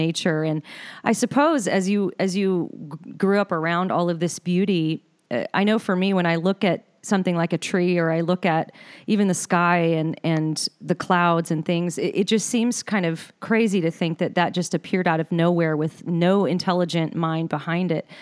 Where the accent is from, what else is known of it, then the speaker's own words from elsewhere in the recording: Los Angeles, California, United States; moved away as an adult; now in Nashville, United States; growing up in Los Angeles area